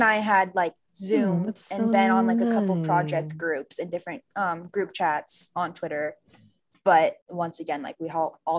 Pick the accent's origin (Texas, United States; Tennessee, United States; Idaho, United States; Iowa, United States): Idaho, United States; North; I'm from Idaho, because when you, my hometown is like a few hours from the Canadian border. Like it's super North Idaho, which is like scary up there.